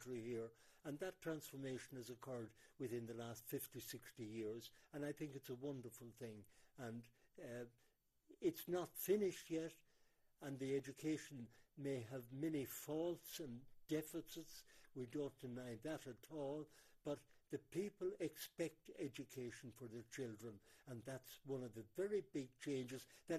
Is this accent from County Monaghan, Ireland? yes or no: no; Tullamore, County Offaly, Ireland; moved away as an adult; now in Zambia; I'm from Tullamore in Ireland.